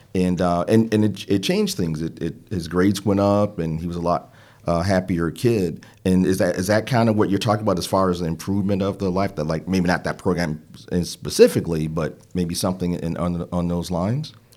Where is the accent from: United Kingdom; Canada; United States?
United States; Midwest; now in Charlotte, United States; We're both from the Midwest and somehow found ourselves in Charlotte